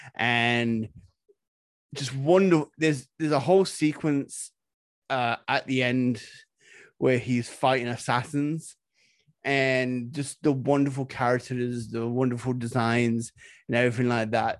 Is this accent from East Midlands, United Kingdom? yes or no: yes; Nottingham, East Midlands, United Kingdom; I'm from Nottingham